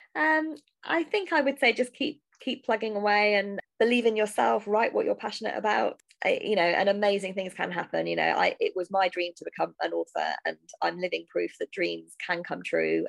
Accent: United Kingdom; I'm a British writer writing American history

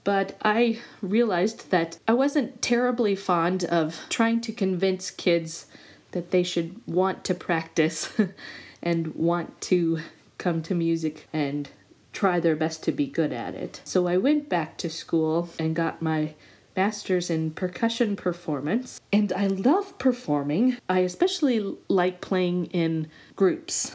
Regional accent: Montana, United States; moved away as an adult; also born or lived in Michigan / Indiana; I always knew I wanted to go back to my home state of Montana

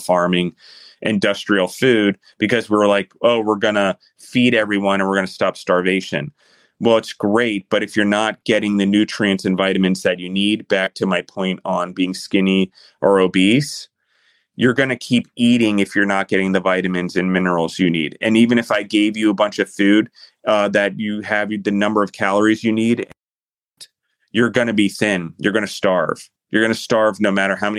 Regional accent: United States; as the United States, we're free-minded.

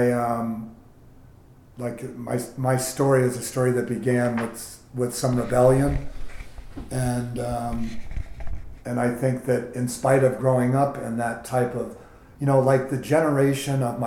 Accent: San Francisco, California, United States; I grew up in the Bay Area of San Francisco in a traditional family setting

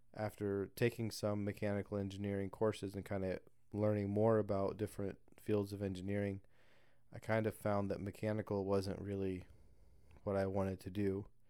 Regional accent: southern Indiana, United States; moved away as an adult; also born or lived in Alabama; I was born and, uh, raised in southern Indiana

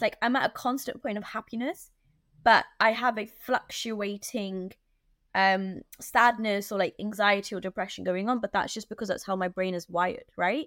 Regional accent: London, United Kingdom; I'm like a Londoner

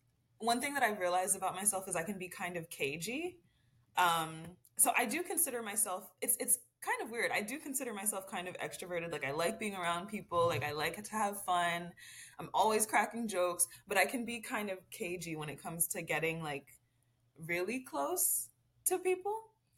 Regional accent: New Jersey, United States; I'm actually from New Jersey.

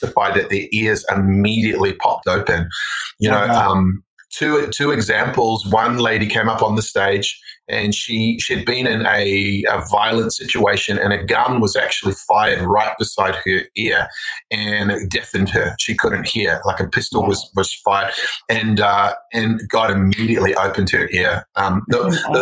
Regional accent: New Zealand; also born or lived in Australia; now in United States; I grew up in New Zealand. So I'm actually like, I'm half New Zealand, half Australian. I've spent half my life in both and now I'm becoming American

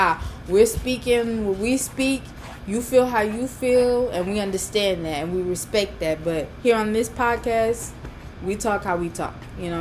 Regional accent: New Orleans, Louisiana, United States; moved away; I used to go to an all-girls school back in my hometown, New Orleans.

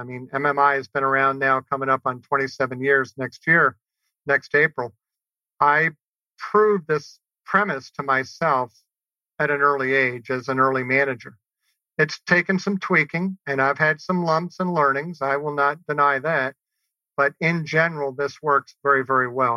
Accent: New Orleans, Louisiana, United States; growing up in New Orleans.

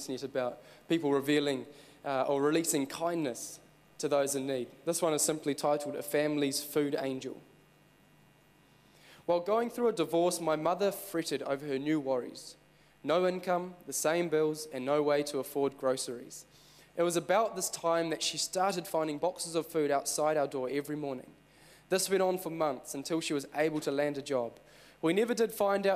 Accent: Christchurch, Canterbury, New Zealand; I'm actually from Christchurch. Well, okay, I'm from Christchurch.

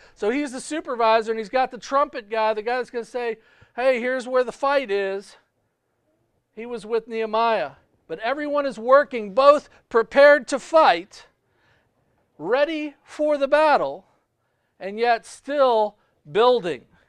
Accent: United States; I was born in the United States

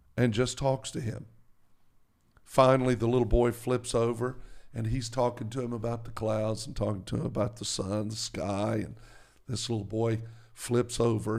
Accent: the South, United States; I'm from the South

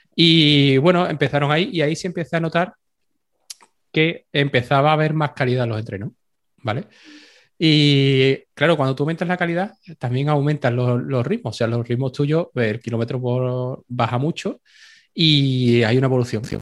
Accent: Seville, Andalusia, Spain; ni siendo sevillano

